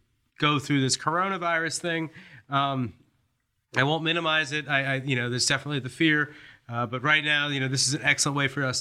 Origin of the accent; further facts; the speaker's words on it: D.C., Northern Virginia, United States; moved away as an adult; I'm from Northern Virginia, D.C.